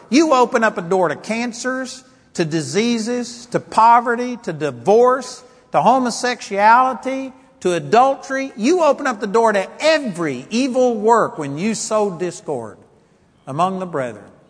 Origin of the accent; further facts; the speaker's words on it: United States; I'm a Christian more than I'm an American